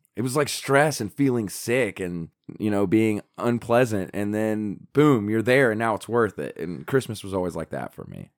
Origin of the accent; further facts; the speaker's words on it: Appalachia, United States; we're Appalachian